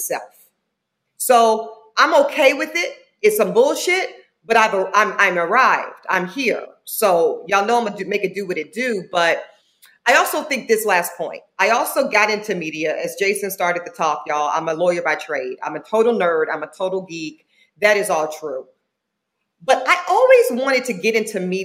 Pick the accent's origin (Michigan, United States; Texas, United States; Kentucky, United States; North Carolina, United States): North Carolina, United States; Charlotte; also born or lived in Southeast Louisiana; I'm from Southeast Louisiana, raised in Charlotte, North Carolina